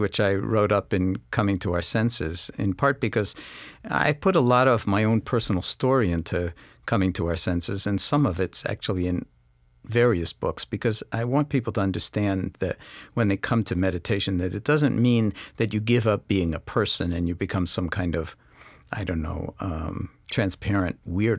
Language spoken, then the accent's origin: English; New York City, New York, United States; On the other hand, I grew up in New York City, in Washington Heights, in a very sort of diverse community in the late 40s and early to mid-50s.